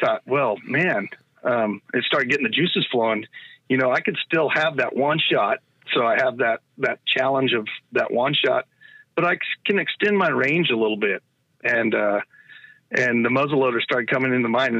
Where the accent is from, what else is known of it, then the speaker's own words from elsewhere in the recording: United States; where I grew up around the Klamath tribe and the Modocs and the Modoc War